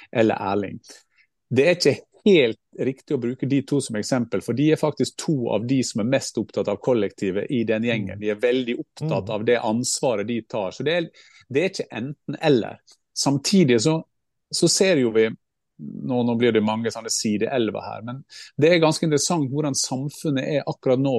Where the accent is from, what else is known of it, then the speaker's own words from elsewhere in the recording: Gursken, Sunnmøre, Møre og Romsdal, Norway; jeg er oppvokst i Gursknobb og Sunnmøre